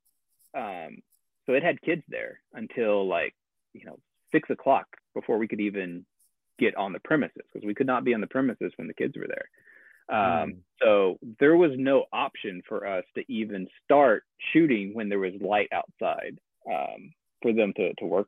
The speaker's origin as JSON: {"language": "English", "region": "Arkansas", "country": "United States", "tie": "born or raised there", "said": "I live in Arkansas right now. So, that was kind of, I thought, if nothing else, like, I'm going to shoot it here in my hometown"}